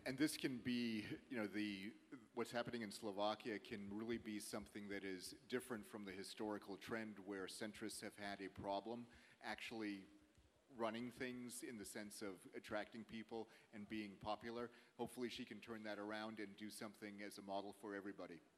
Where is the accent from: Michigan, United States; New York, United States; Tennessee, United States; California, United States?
California, United States; I was born there